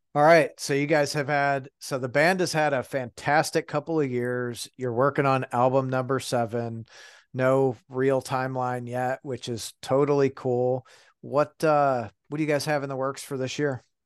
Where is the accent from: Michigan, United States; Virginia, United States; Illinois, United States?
Michigan, United States; Detroit; moved away; I grew up in Detroit.